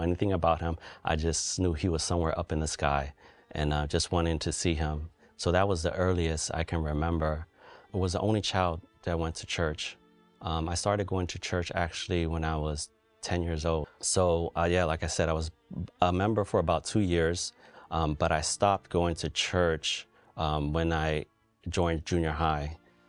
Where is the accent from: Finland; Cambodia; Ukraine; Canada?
Cambodia; now in United States